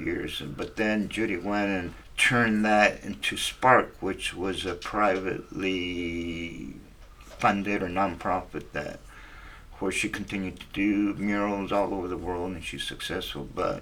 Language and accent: English; Wilmington, California, United States; from Wilmington. You know, I went to high school and junior high there.